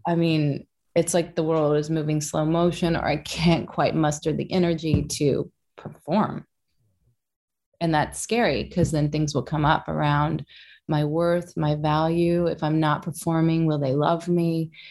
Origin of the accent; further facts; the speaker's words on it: Kentucky, United States; Kentucky, which is my home state.